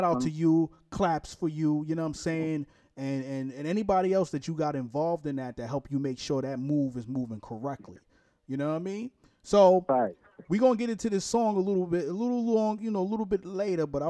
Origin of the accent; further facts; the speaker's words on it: New York City, New York, United States; now in Jacksonville, United States; I'm from Brooklyn, New York, too